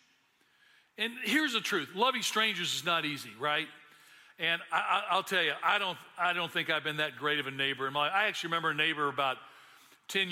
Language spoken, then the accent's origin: English; Memphis, Tennessee, United States; I grew up in Memphis